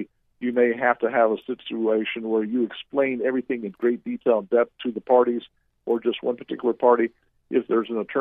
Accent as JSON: {"language": "English", "region": "Central Florida", "country": "United States", "tie": "born or raised there", "said": "I grew up in the Central Florida area. I went to Boone High School"}